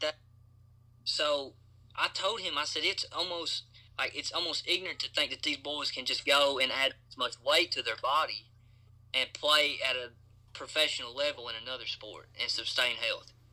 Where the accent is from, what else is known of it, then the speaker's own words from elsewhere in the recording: Clay County, Kentucky, United States; I'm from Clay County, Kentucky